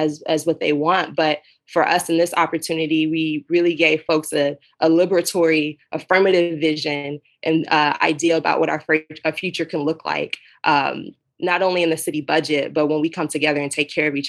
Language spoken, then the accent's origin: English; Dallas, Texas, United States; I'm in Texas, I'm from Dallas.